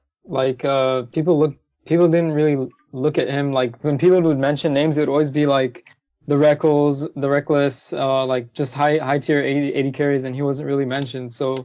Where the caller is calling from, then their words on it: Anaheim, California, United States; Hey, Travis, I'm calling from Anaheim, California.